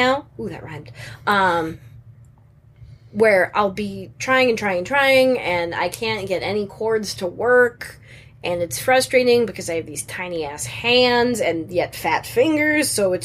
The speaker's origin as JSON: {"language": "English", "town": "Chicago", "region": "Illinois", "country": "United States", "said": "I'm from Chicago"}